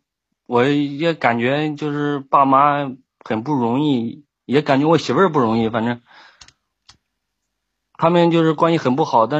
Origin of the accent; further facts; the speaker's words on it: Shandong, China; 我是山东的。